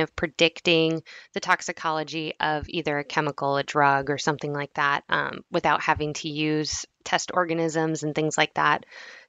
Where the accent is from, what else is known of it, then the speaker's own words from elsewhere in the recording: New Hampshire, United States; But so I'm from New Hampshire, but my dad's military, so I've kind of moved around a lot. But most of my time was spent in New Hampshire.